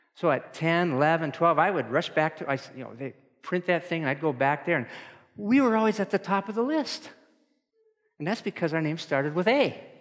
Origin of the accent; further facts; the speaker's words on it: Moorhead, Minnesota, United States; I'm from Moorhead